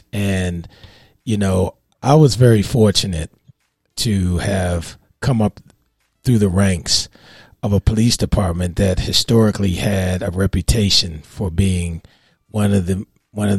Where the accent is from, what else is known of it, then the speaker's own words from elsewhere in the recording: Baltimore, Maryland, United States; I grew up with in Baltimore